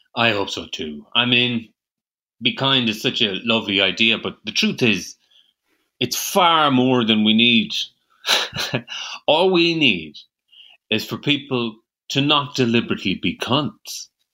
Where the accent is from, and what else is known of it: Ireland; accent: rural Irish